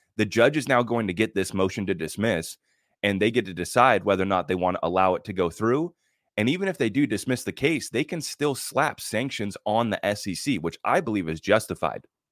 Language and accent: English; United States; as an American